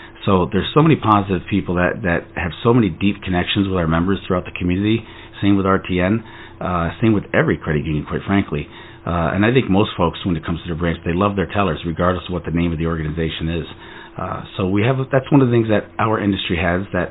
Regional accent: between Albany and Utica, upstate New York, United States; moved away as an adult; also born or lived in New Jersey; I grew up in a very rural area, farmland of upstate New York in between Albany and Utica

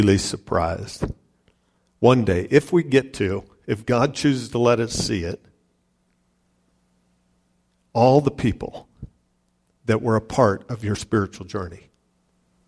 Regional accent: Ohio City, Colorado, United States; I grew up in Ohio City, Wappan metropolis of Ohio City.

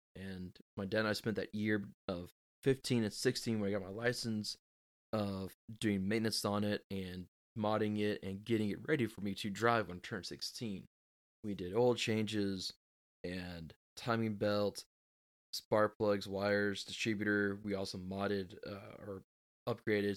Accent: Texas, United States; I am from Texas

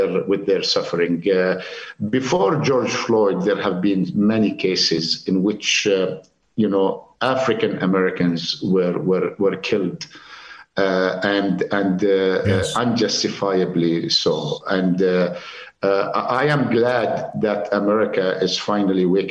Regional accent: Jericho, West Bank, Palestine; moved away as an adult; also born or lived in England / United States / United Arab Emirates; I was born and raised in Jericho.

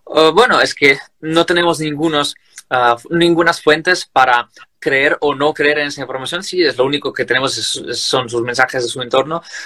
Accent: Crimea, Ukraine; Spanish is a second language; now in Kyiv, Ukraine; yo personalmente soy de Crimea, de la parte sur de Ucrania, que ya está ocupada desde 2014, y yo una vez ya perdí como mi patria, mi ciudad, mi casa

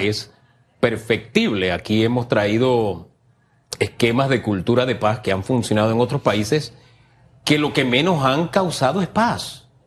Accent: Panama; nosotros como panameños y panameñas

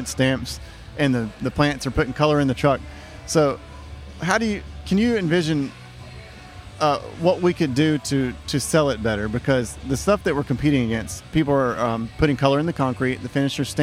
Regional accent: Lynchburg, Virginia, United States; we're from Lynchburg

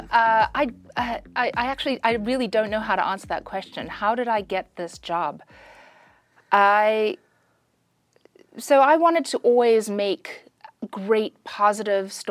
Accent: South Africa; moved away; also born or lived in Pretoria / Durban / Bloemfontein / Johannesburg; I'm from South Africa. I was born in Pretoria.

